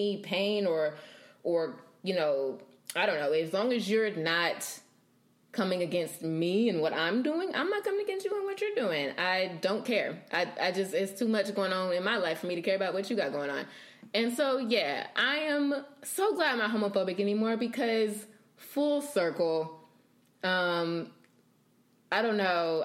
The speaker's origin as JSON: {"language": "English", "area": "Bible Belt", "region": "the South", "country": "United States", "tie": "born or raised there", "said": "growing up in the South and in the Bible Belt and in church"}